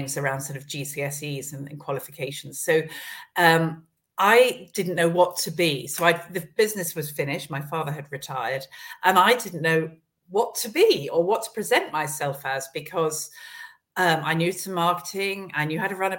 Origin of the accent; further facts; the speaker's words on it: Esher, South East England, United Kingdom; also born or lived in London; I grew up around Esher, around Kingston, and was away at boarding school